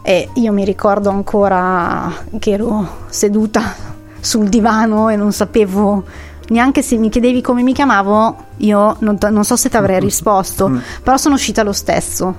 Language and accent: Italian; Varese, Lombardy, Italy; io son di Varese, son di provincia